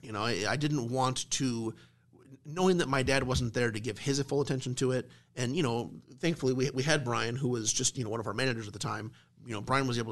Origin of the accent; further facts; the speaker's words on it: Omaha, Nebraska, United States; me and my family, we're from Millard, right? I'm a Millard South graduate